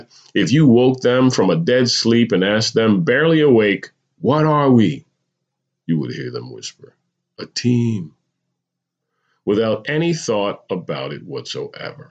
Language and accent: English; New Jersey, United States; moved away as an adult; also born or lived in California; I remember moving to California after growing up in New Jersey